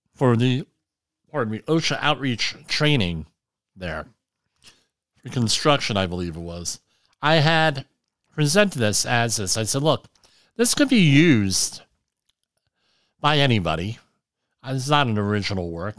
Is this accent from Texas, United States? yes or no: no; New York City area, Central New Jersey, United States; I grew up in the New York City area. Me, uh, Central New Jersey